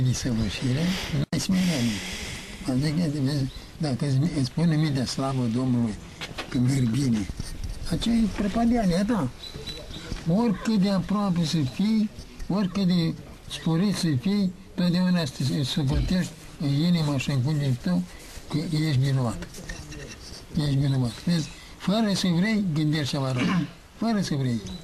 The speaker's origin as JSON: {"language": "Romanian", "country": "Romania", "said": "suntem români"}